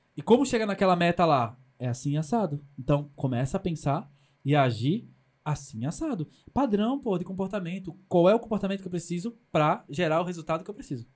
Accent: Pernambuco, Brazil; eu sou do Nordeste do Brasil, mesmo as pessoas não entendendo o que, que é Pernambuco

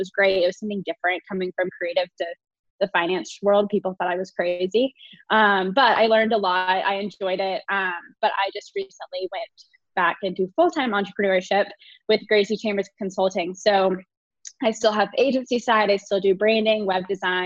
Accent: Fort Worth, Texas, United States; moved away as an adult; also born or lived in Austin, Texas; now in Denver, United States; I started a clothing line in my hometown of Fort Worth

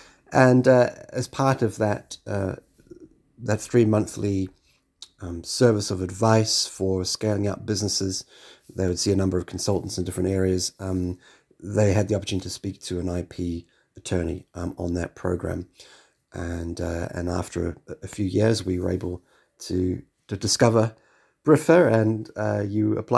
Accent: New Zealand; moved away as an adult; now in London, United Kingdom; being a New Zealander

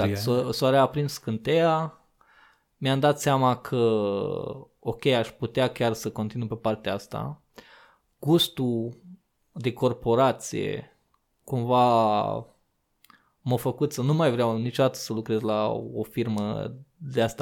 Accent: Sighetu Marmației, Maramureș County, Romania; moved away as an adult; now in Iași, Romania; mutasem de la jobul din orașul natal, din Sigetul Farmației, uh, la Iași, cu master în continuare în geodezie geomatică geodezie și cadastru

